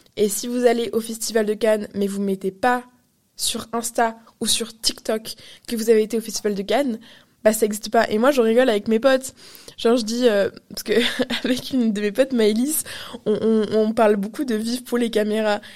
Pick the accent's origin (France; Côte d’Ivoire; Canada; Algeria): Canada; je suis canadienne